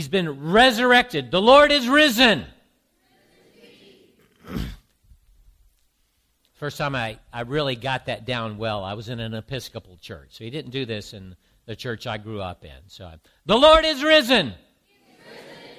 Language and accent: English; the South, United States; now in Boston, United States; I grew up in the South